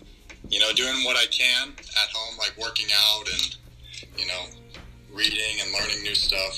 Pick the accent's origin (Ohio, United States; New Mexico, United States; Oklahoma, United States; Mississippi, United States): Ohio, United States; Akron; I'm from Akron, Ohio.